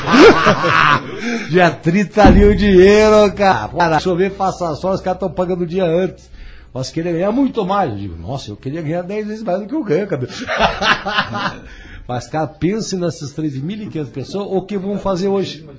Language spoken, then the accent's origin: Portuguese; União da Vitória, Paraná, Brazil; also born or lived in Curitiba; eu sou de União de Vitória